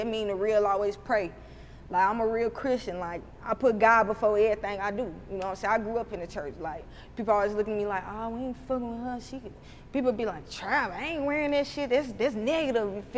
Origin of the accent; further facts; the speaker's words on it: Huntsville, Alabama, United States; accent: Alabama accent; country; I opened up my first storefront in my hometown, Huntsville, in January